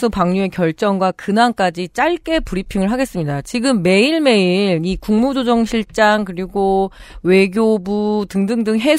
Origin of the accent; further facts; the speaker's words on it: Chungju, North Chungcheong, South Korea; 제가 데미 충주 출신이잖아요.